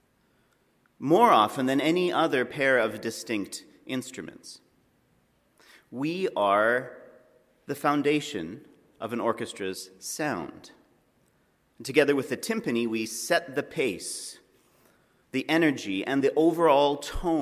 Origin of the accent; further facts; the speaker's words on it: Alberta, Canada; I'm from Alberta